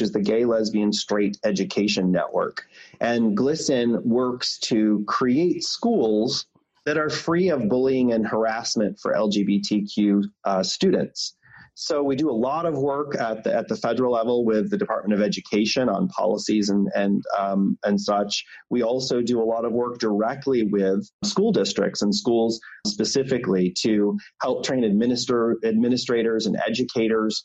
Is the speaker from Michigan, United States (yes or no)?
yes; Michigan, United States; I grew up in Michigan in a small town.